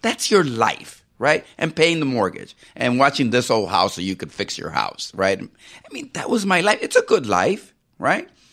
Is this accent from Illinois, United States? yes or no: yes; Chicago, Illinois, United States; moved away; also born or lived in Puerto Rico; a Puerto Rican kid growing up in Chicago